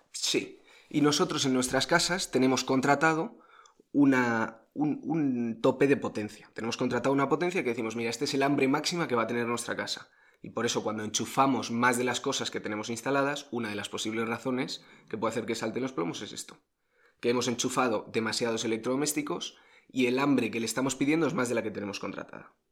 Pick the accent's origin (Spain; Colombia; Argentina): Spain; los españoles